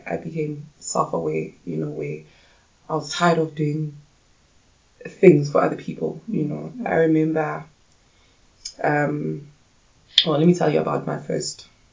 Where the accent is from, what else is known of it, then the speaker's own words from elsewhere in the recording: Pretoria, Gauteng, South Africa; also born or lived in Soweto, South Africa / Johannesburg, South Africa; I grew up in Soweto, and the rest of my life was in Pretoria.